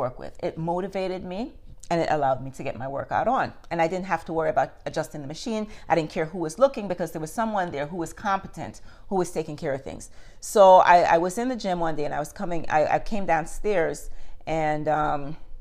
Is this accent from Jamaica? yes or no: yes; Jamaica; moved away as an adult; For me, growing up in Jamaica